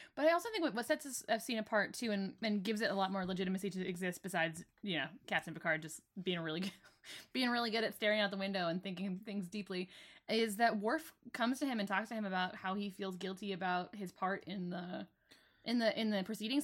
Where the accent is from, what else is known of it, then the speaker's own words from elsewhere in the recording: England, United Kingdom; I'm very English